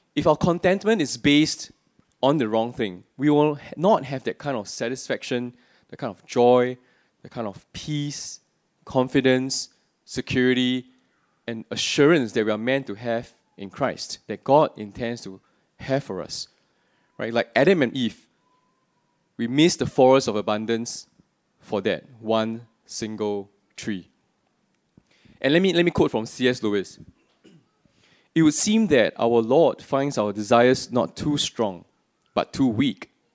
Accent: Singapore; I'm born and bred in Singapore, except for the few years I was working and studying overseas

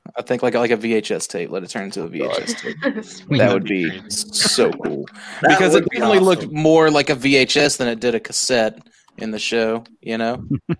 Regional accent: United States; I'm American

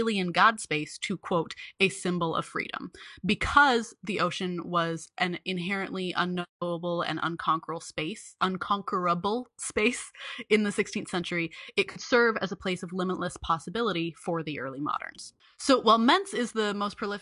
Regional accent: mouth of the Columbia River, Oregon, United States; I grew up on the Columbia River in the great state of Oregon. And at the mouth of the Columbia River where I grew up

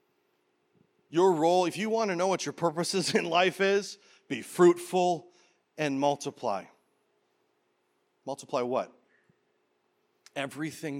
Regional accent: Canada; now in Peoria, United States; I was born in Canada

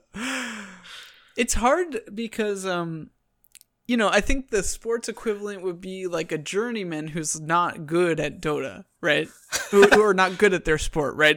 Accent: Long Island, New York, United States; moved away; I grew up on Long Island

